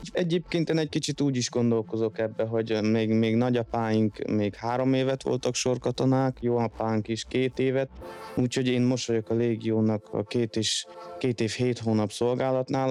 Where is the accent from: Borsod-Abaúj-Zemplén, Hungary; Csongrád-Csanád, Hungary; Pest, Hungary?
Csongrád-Csanád, Hungary; Szeged; moved away as an adult; also born or lived in London, United Kingdom; now in France; mi innen Szegedről jövünk